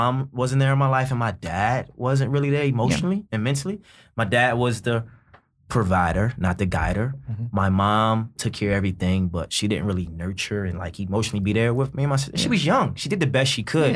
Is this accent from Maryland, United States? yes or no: yes; Baltimore, Maryland, United States; growing up in Baltimore